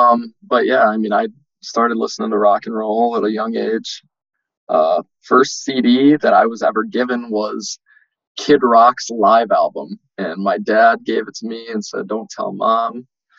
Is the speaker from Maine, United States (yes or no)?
no; Marshfield, Wisconsin, United States; moved away as an adult; now in Eau Claire, United States; So originally I'm from Marshfield. I lived there for 20 years. I'm 22 now, so I guess my whole life. I just recently moved to Eau Claire.